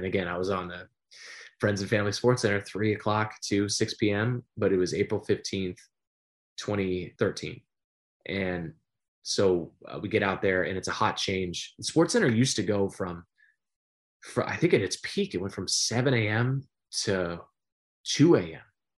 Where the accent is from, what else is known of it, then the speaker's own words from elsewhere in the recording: San Diego, California, United States; born there; Being a military kid, and I was born in San Diego and moved around a fair amount.